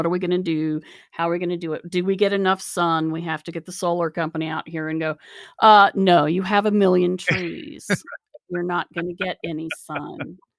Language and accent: English; Charleston, West Virginia, United States; I grew up in the Kanawha Valley in Charleston. So there's chemical plants all up and down that river.